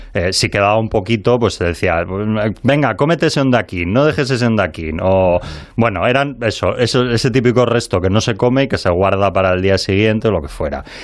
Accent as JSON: {"language": "Spanish", "town": "Bilbao", "region": "Basque Country", "country": "Spain", "said": "como bilbaíno"}